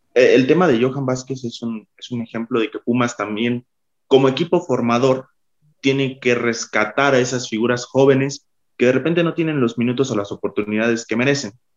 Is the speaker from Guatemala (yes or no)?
no; Mexico; Somos, mexicanos